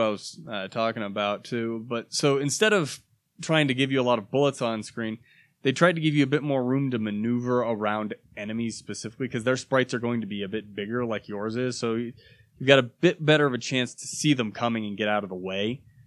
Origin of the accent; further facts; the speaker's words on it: United States; I am an American